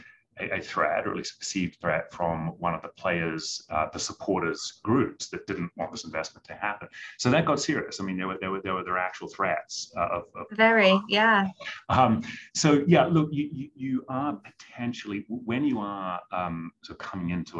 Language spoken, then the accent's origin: English; New Zealand; moved away; I'm originally from New Zealand